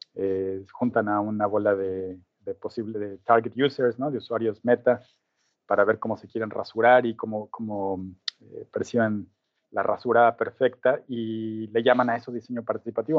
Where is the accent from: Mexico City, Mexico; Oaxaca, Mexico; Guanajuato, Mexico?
Mexico City, Mexico; moved away as an adult; now in Auckland, New Zealand; Soy originalmente de México, de la Ciudad de México